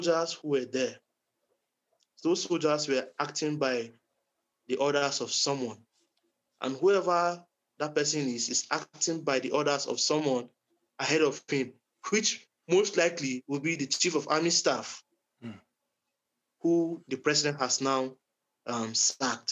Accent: southern Kaduna State, Nigeria; I'm from Kaduna State originally. In my state, Kaduna State. All of us, those of us are from southern Kaduna.

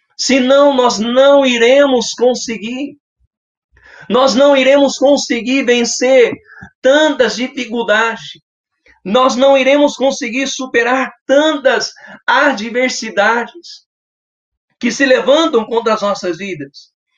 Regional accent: Capão Bonito, São Paulo, Brazil; sou da cidade de Capão Bonito, estado de São Paulo

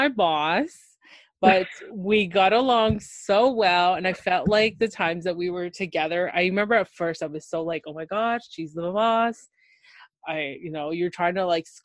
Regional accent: Ontario, Canada; I'm from Canada. I think I keep saying that a lot. But specifically in Ontario.

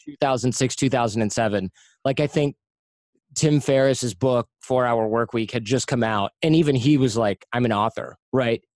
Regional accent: United States; I'm American

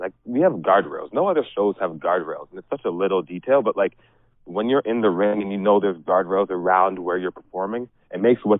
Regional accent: Ottawa, Ontario, Canada; moved away as an adult; now in Windsor, Canada; I'm from Ottawa.

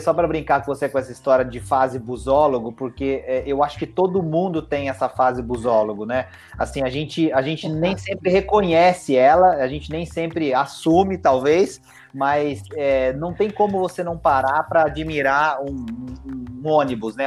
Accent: Itajubá, Minas Gerais, Brazil; eu sou de Itajubá, né, no sul de Minas

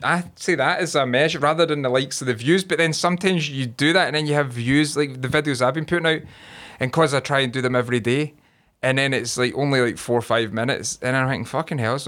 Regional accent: Scotland, United Kingdom

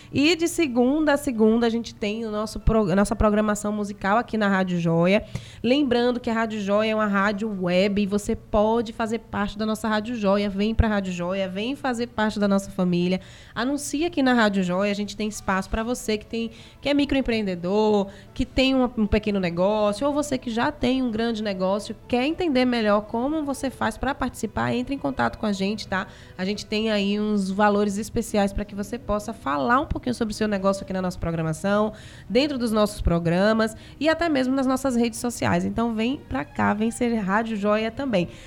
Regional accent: Simões Filho, Bahia, Brazil; eu sou de Simões Filho

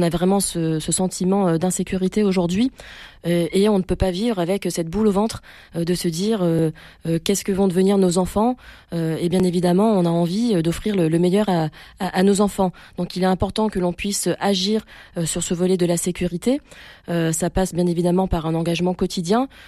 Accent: Marseille, Provence-Alpes-Côte d'Azur, France; je suis née à Marseille, je suis Marseillaise

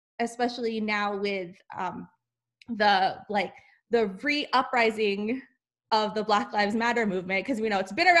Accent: Los Angeles, California, United States; I'm from

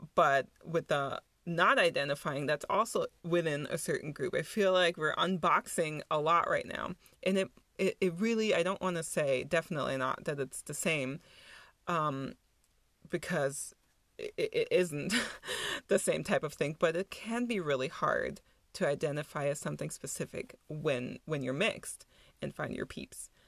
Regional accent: Germany; born or raised there; moved away as an adult; also born or lived in New York

